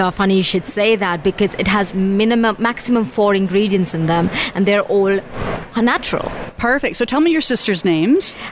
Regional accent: India; So, growing up in India on this land

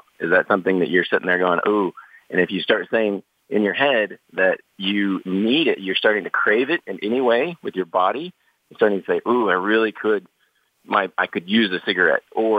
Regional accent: Midwest, United States; I grew up really poor in the Midwest and then got into sales.

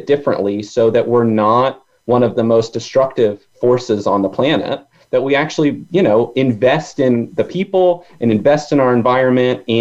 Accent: Virginia, United States; I grew up in Virginia, so I was very close to it.

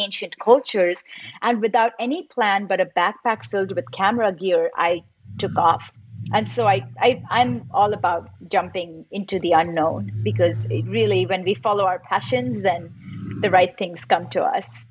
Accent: Mumbai, Maharashtra, India; moved away; also born or lived in Los Angeles; I was born and raised in Mumbai and then I lived in Los Angeles for most of my life

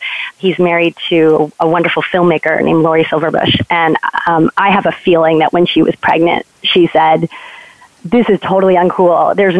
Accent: New York, United States; I'm calling from New York, New York, and right up in Upper West Side. And I was actually born and raised here, which I always like to point out because people are always surprised to meet a native New Yorker.

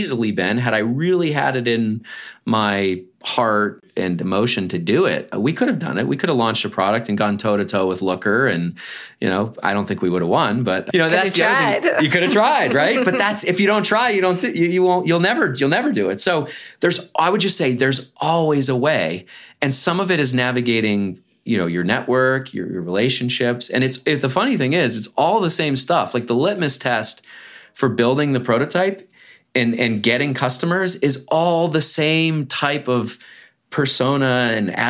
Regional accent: Erie, Pennsylvania, United States; moved away; also born or lived in Baltimore; I was born in Erie, Pennsylvania to a working class family.

